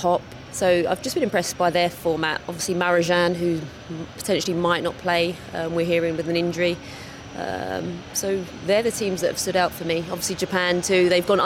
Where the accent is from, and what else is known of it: England, United Kingdom; moved away as an adult